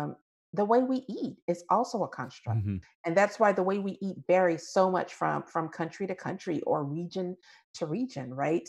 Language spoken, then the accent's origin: English; United States; But at the same time, the fact that I'm American very much shapes who I am.